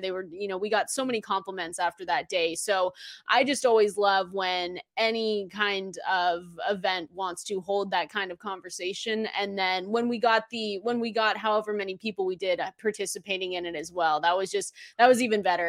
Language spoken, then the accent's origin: English; Seattle, Washington, United States; I'm from Seattle, Washington